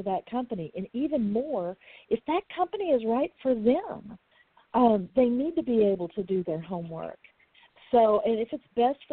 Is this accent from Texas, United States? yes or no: yes; Texas, United States; I'm from Texas. It was all called cussing here when I was growing up